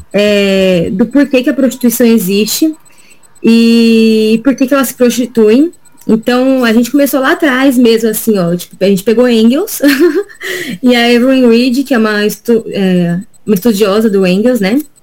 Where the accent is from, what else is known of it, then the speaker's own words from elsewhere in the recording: Diadema, São Paulo, Brazil; eu sou daqui de Diadema, do Grande ABC